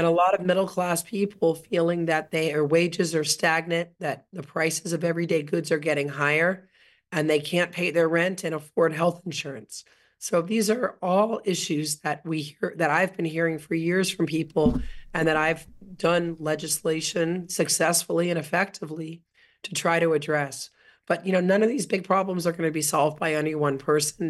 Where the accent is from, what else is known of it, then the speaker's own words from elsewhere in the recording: South Florida, United States; now in California, United States; I grew up in South Florida